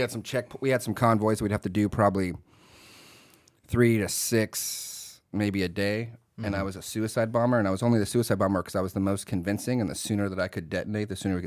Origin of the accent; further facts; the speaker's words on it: Fort Knox, Kentucky, United States; born there; So born in Fort Knox, Kentucky.